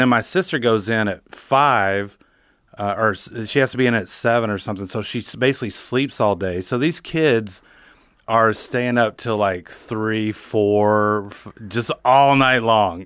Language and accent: English; northern Wisconsin, United States; moved away; it's good to kinda be back home